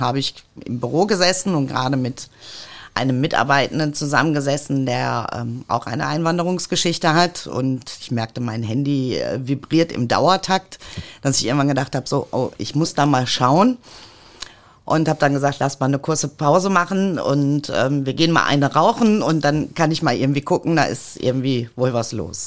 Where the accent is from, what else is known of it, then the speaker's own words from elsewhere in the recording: Mülheim an der Ruhr, North Rhine-Westphalia, Germany; Ich bin in Mülheim an der Ruhr geboren